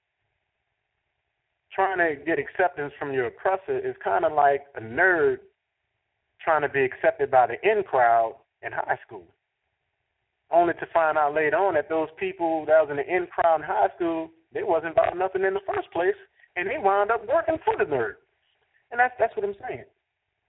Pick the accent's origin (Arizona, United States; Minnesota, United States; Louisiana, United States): Louisiana, United States; New Orleans; I'm from New Orleans